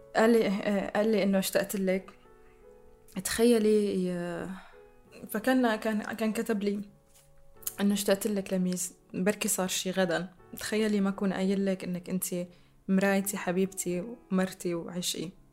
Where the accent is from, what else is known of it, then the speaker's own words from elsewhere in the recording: Damascus, Damascus Governorate, Syria; accent: Syrian; سوريا هي البلد اللي عشت فيه واللي ربيت فيه واللي درست بجامعاته واللي ب- بحكي لهجته